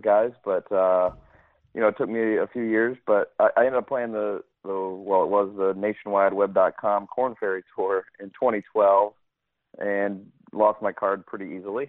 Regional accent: St. Louis, Missouri, United States; also born or lived in New Orleans; I grew up in St. Louis

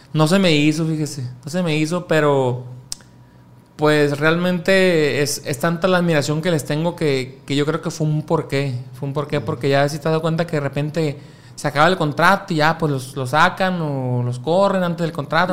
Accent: Mazatlán, Sinaloa, Mexico; also born or lived in Chihuahua; Yo soy de aquí de Mazatlán, Sinaloa, pero mi carrera inició en Chihuahua, Chihuahua capital.

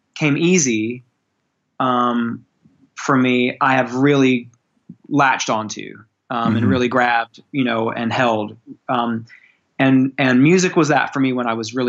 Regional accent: born in Memphis, Tennessee, the South, United States; I grew up in the South. I was born in Memphis, Tennessee.

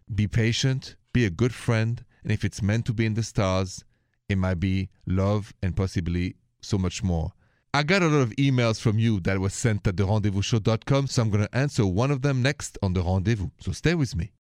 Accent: Paris, Île-de-France, France; accent: French; English is a second language; moved away; the accent is French. I'm from Paris, France

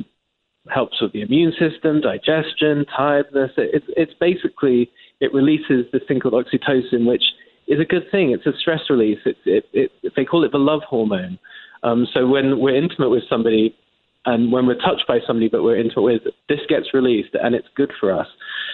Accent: England, United Kingdom; moved away as an adult; now in United States; As an Englishman

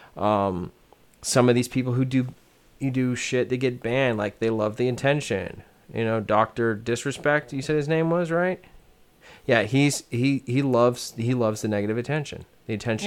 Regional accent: United States; I'm an American

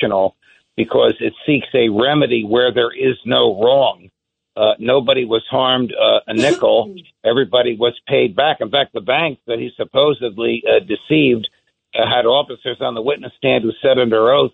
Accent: New Jersey, United States; I'm a New Jersey guy

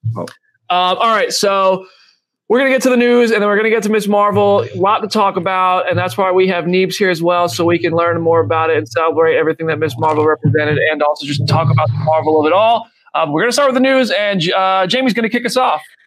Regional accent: Freehold, New Jersey, United States; now in Nashville, United States; I grew up in Freehold

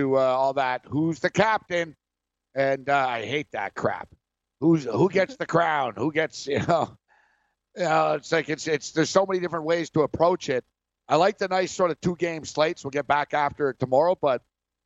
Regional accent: Montreal, Quebec, Canada; I'm from Montreal

